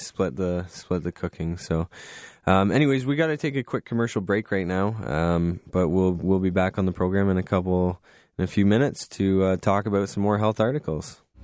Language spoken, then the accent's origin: English; Goderich, Ontario, Canada; I grew up in Goderich. I love Goderich, very small town